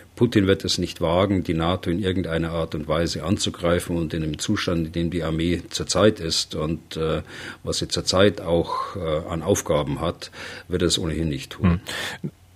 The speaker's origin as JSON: {"language": "German", "country": "Germany", "said": "bei uns in Deutschland"}